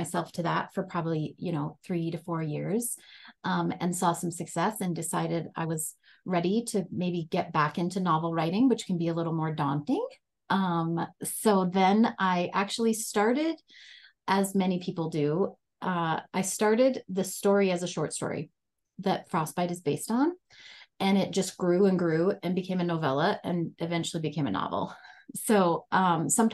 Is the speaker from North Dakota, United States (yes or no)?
yes; North Dakota, United States; moved away as an adult; I grew up in North Dakota and I was there through college.